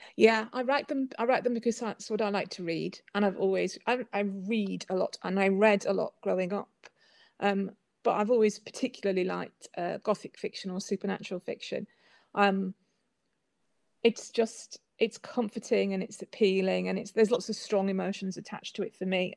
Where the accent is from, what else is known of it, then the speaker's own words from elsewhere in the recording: Whitby, Yorkshire and the Humber, United Kingdom; moved away; also born or lived in Northern Europe / New York; I was born and brought up in Whitby.